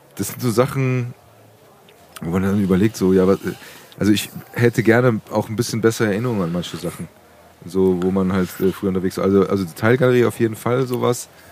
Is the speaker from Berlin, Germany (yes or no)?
no; Frankfurt, Hesse, Germany; ich bin in Praunheim aufgewachsen